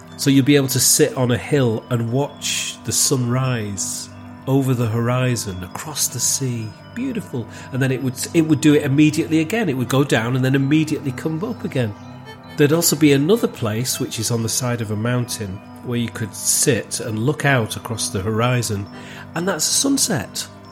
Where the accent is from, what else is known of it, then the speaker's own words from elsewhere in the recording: Wigan, North West England, United Kingdom; accent: local Wigan accent; moved away; also born or lived in Manchester; my local Wigan accent